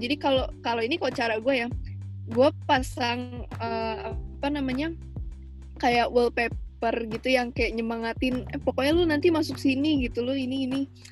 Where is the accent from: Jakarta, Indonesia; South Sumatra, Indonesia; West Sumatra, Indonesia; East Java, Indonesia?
Jakarta, Indonesia; gue juga dari Jakarta kayak Stevi